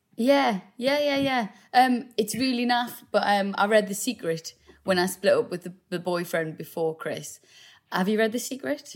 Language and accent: English; South Shields, North East England, United Kingdom; we're both from South Shields. We both um, grew up there, obviously.